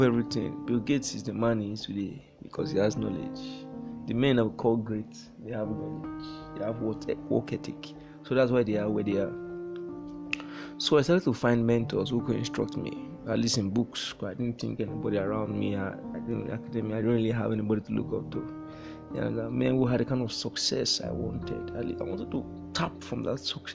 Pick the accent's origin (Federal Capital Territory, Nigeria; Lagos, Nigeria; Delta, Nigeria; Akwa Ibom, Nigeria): Delta, Nigeria; Warri; I was born in the Federal Republic of Nigeria in the year 1997 in a town called Warri. Warri, Niger Delta, that's Delta State. I did all my formal schooling there.